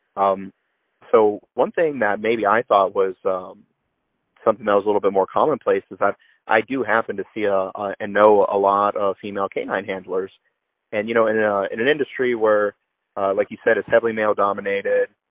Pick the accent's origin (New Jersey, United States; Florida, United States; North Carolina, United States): Florida, United States; Orlando; moved away; I grew up in Florida